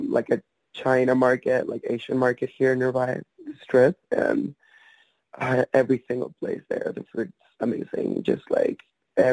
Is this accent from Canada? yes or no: no; Venezuela; accent: Latino; now in United States; I was born in Venezuela.